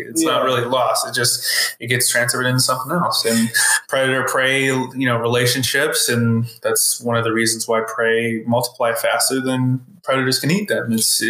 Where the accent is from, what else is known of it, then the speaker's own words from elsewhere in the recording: Norco, California, United States; I grew up in Norco